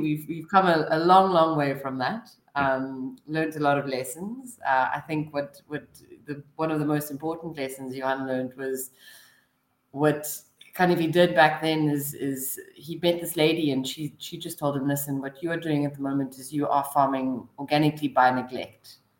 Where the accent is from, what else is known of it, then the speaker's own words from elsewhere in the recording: Stellenbosch, Western Cape, South Africa; now in Cape Town, South Africa; I grew up in Stellenbosch. I studied there, and and now I work there